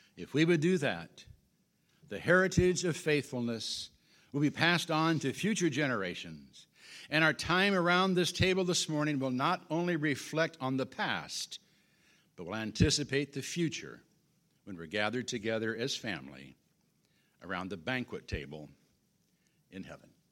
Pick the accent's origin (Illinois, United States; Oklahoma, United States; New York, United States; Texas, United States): Illinois, United States; also born or lived in Washington, Kansas; Marilyn and I came to Washington from Illinois forty-seven years ago as newlyweds